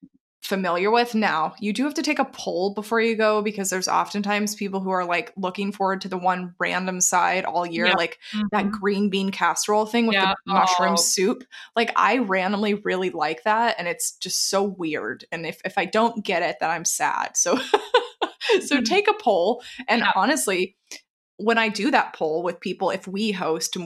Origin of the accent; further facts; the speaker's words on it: Texas, United States; moved away; I'm from Texas originally